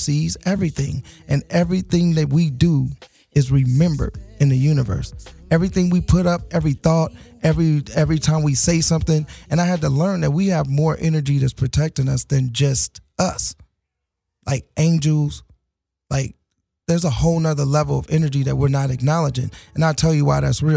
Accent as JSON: {"language": "English", "town": "Gary", "region": "Indiana", "country": "United States", "said": "I'm from Gary, Indiana, so I know about living in the projects"}